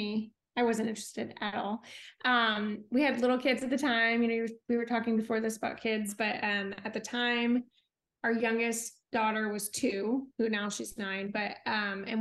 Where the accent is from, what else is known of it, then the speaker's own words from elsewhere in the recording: Orlando, Florida, United States; moved away as an adult; now in Bentonville, United States; I'm actually from Orlando